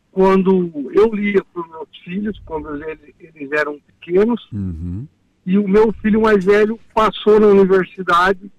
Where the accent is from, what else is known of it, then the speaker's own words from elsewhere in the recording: São Carlos, São Paulo, Brazil; quero dizer que um grande filho a casa torna, porque eu sou natural de São Carlos.